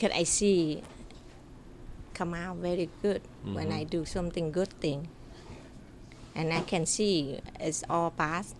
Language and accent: English; Vietnam; English is a second language; moved away; I grew up in my country, in Vietnam. I born in Vietnam, in a very small town.